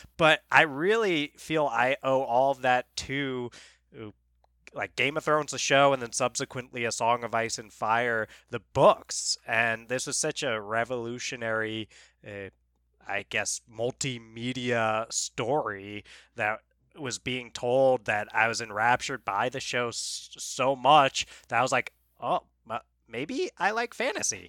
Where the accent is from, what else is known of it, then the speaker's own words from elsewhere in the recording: New York, United States; moved away; we're from New York originally